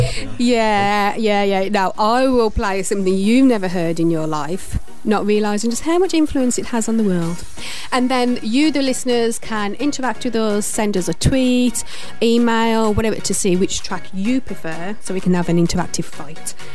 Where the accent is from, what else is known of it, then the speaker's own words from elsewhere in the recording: England, United Kingdom; accent: English; now in New York, United States; I am from uh, the UK, from England. I now live in New York, uh, although I still retain my English roots, obviously, because of my accent